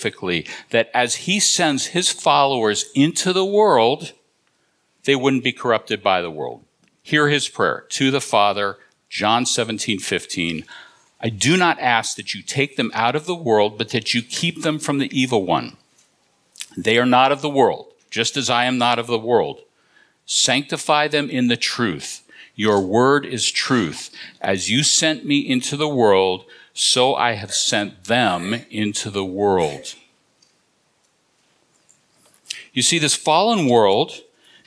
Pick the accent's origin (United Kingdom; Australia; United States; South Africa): United States; Southern California; now in New England, United States; I'm originally from Southern California